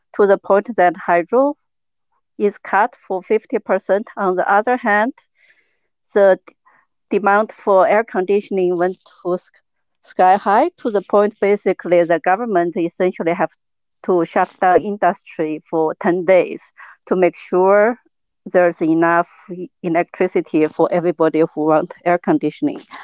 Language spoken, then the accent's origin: English; Sichuan, China; now in Germany; I'm from Sichuan province, basically the epicenter of the drought